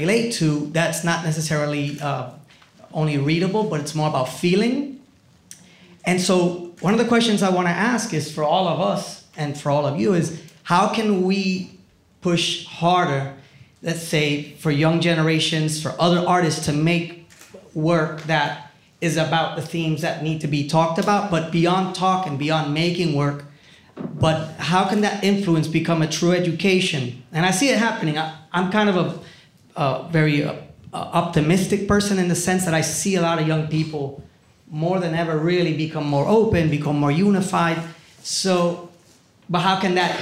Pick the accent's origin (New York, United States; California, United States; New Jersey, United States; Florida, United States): Florida, United States; Miami; born or raised there; also born or lived in Puerto Rico